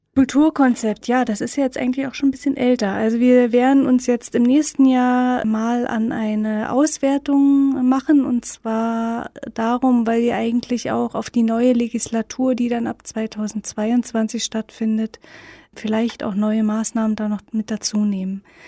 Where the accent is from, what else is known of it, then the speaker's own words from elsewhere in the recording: Berlin, Germany; Ich bin ja in Ostberlin aufgewachsen